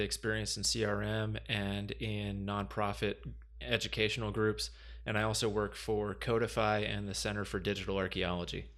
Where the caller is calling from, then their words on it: Portland, Oregon, United States; I'm calling in from Portland, Oregon